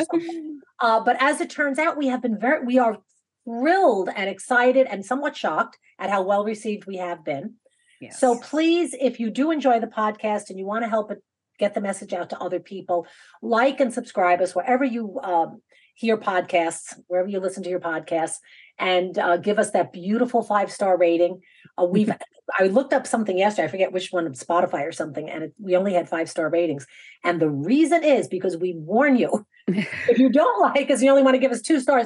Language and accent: English; New York, United States; I'm from New York